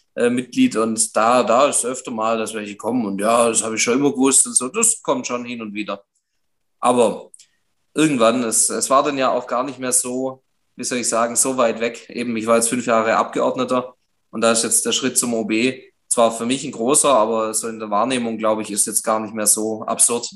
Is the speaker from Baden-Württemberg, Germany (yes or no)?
yes; Göppingen, Baden-Württemberg, Germany; also born or lived in Titisee-Neustadt; Ich möchte OB werden von meiner Heimatstadt, nicht irgendwo, ähm, sondern wirklich von Göppingen